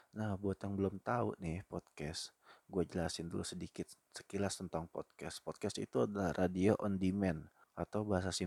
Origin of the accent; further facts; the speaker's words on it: Bekasi, West Java, Indonesia; sebagai penduduk kota Bekasi, ini gue orang Bekasi yang kerja di Jakarta